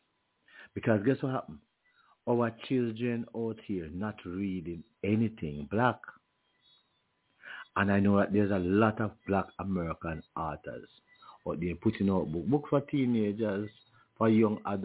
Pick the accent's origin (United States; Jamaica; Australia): Jamaica; Junction, Saint Elizabeth; my hometown of Junction